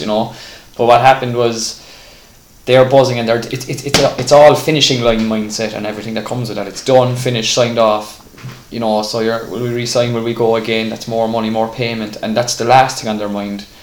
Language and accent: English; Ireland